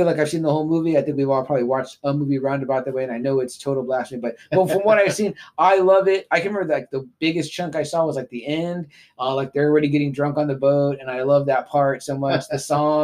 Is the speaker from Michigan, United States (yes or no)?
no; Texas, United States; we're from Texas, so the Gulf is probably where we mainly go.